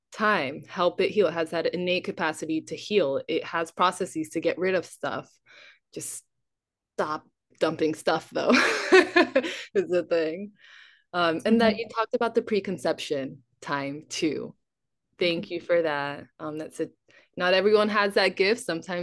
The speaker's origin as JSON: {"language": "English", "area": "Big Island", "region": "Hawaii", "country": "United States", "tie": "born or raised there", "said": "Growing up on Big Island"}